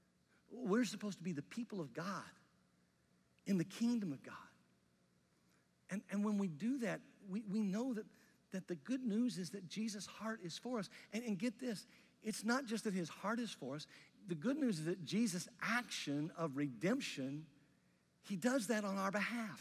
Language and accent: English; Mississippi, United States; I grew up in Mississippi